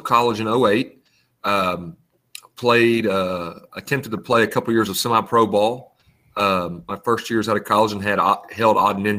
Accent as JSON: {"language": "English", "town": "Clarksville", "region": "Tennessee", "country": "United States", "tie": "born or raised there", "also_born_or_lived": "Cheatham County, Tennessee", "moved": "as an adult", "said": "So, I'm originally from Clarksville, Tennessee. Which is Middle Tennessee. It's Montgomery County, the county north of Davidson, where Nashville is, and actually transferred my senior year of high school to Cheatham County High School, where I graduated"}